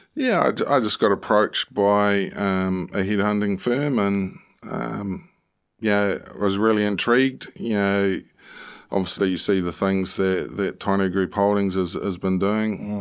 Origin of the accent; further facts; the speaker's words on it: New Zealand; moved away as an adult; also born or lived in United Kingdom; as a Kiwi lad, um, you know, in the U K